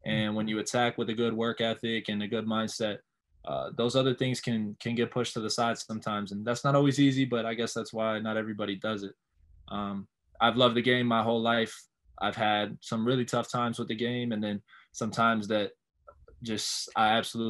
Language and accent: English; Miami, Florida, United States; born and raised in Miami, Florida